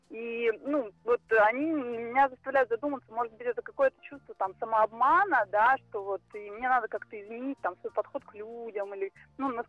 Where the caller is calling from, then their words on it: Saint Petersburg, Russia; я звоню из Санкт-Петербурга.